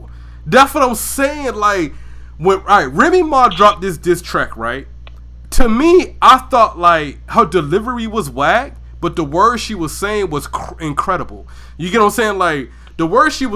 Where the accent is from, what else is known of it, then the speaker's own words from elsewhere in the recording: Georgia, United States; moved away; I was from Georgia